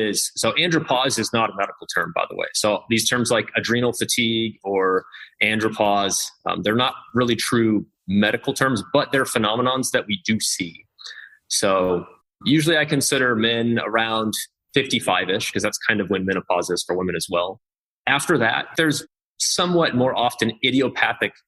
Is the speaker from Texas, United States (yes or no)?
no; Kansas, United States; I'm from Kansas